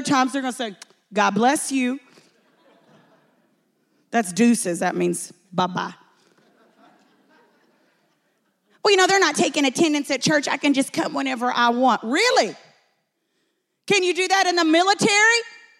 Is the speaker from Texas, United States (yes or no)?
yes; Texas, United States; I'm from Texas. We say cussing